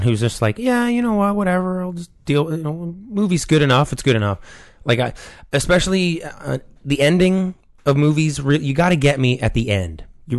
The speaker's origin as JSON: {"language": "English", "town": "Toronto", "region": "Ontario", "country": "Canada", "said": "Toronto. And I will, for the record, Toronto is not this smoggy."}